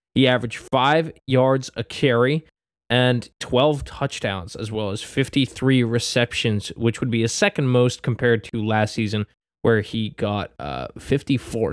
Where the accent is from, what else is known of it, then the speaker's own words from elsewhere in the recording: New Jersey, United States; my home state, New Jersey